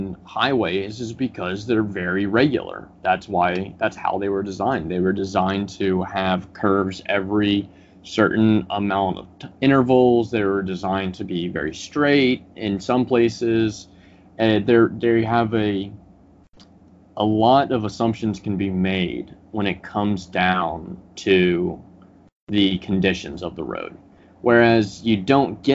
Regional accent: Tennessee, United States; moved away; I'm from Tennessee originally, and we have a lot of rural backcountry roads

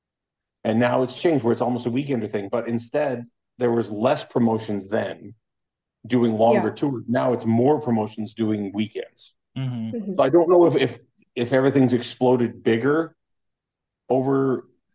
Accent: Toronto, Ontario, Canada; I'm from Scarborough in Toronto, Canada.

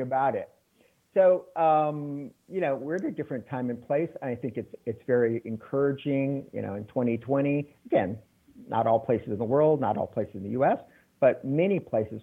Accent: San Antonio, Texas, United States; also born or lived in Mexico City / Taiwan; now in Chicago, United States; I'm originally from Texas, San Antonio, one of six kids, and grew up in a family where education was very important

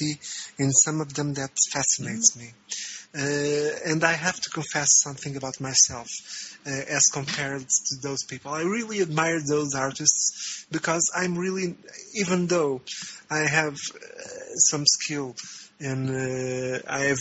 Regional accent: Portugal; moved away as an adult; now in Brazil; I am from Portugal, and I am currently living in Brazil

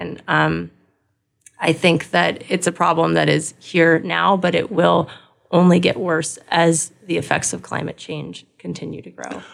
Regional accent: Los Angeles, California, United States; moved away as an adult; also born or lived in New York; now in Wisconsin, United States; I grew up in Southern California, Los Angeles

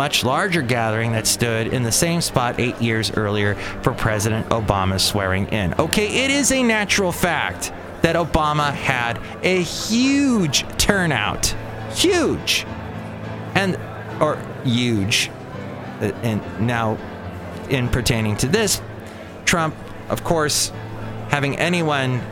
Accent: United States; as an American

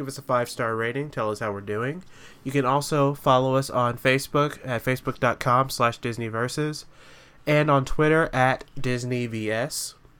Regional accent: Texas, United States; we're all from Texas.

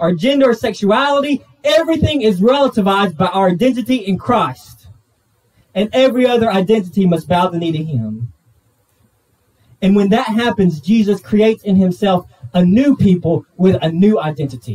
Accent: United States; I'm half white, I'm half Thai, I'm an American

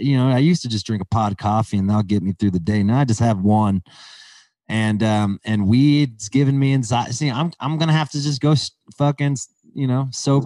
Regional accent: Calabasas, California, United States; I'm from Calabasas

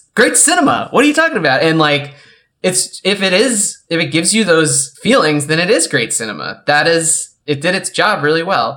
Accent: New York City, New York, United States; I'm a New Yorker

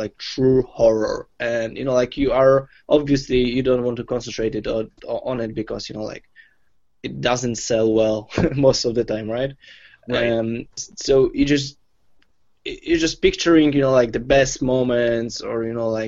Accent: Poland; I'm from Poland

